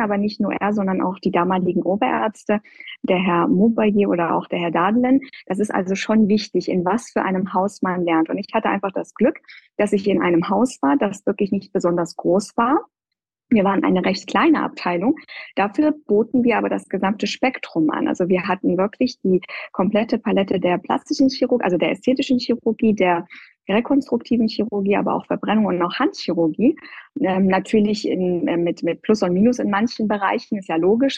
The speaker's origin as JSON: {"language": "German", "country": "Iran", "also_born_or_lived": "Göttingen, Germany", "moved": "yes", "lives_now": "Germany", "said": "stamme ich ja ursprünglich aus dem Iran"}